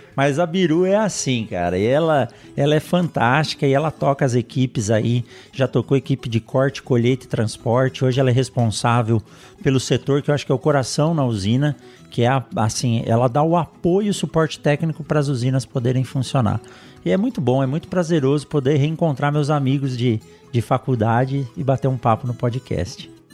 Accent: São Paulo, Brazil; moved away as an adult; also born or lived in Botucatu; now in Sinop, Brazil; Eu nasci em São Paulo, na capital de São Paulo

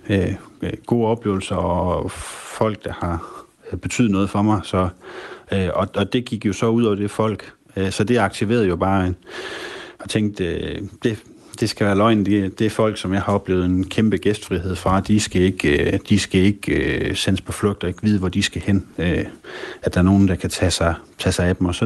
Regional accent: Aalborg, North Denmark Region, Denmark; der har vi vinterferie, det er, fordi vi, øh, vi, vi er fra Aalborg, og vi har vinterferie i uge 8.

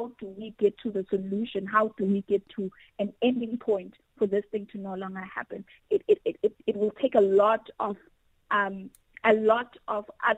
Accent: South Africa; as a young Black woman growing up in South Africa

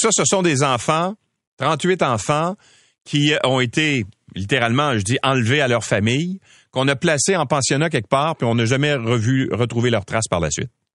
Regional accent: Quebec, Canada; chez nous au Québec

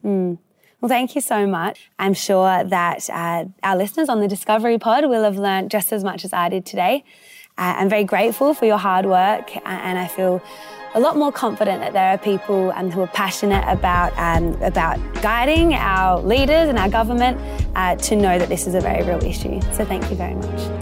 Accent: United Kingdom; now in Australia; I was actually born in the U K as well

